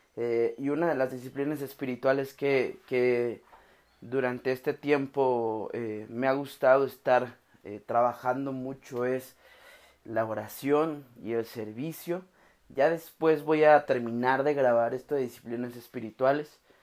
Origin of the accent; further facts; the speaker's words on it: Oaxaca, Mexico; now in Guadalajara, Mexico; Yo crecí en la ciudad de Oaxaca. Yo soy de Oaxaca, vivo aquí en Guadalajara.